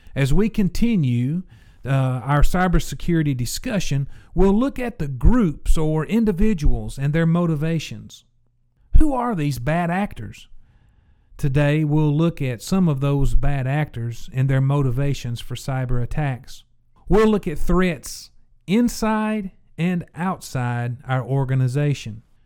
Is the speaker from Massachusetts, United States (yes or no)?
no; Tennessee, United States; became a Blue Raider in my home state at Middle Tennessee State University